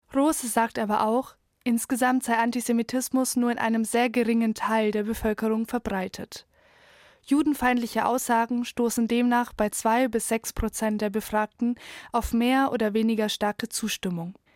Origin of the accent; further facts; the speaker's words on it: Obervolkach, Bavaria, Germany; also born or lived in Israel; ich komme aus Obervolkach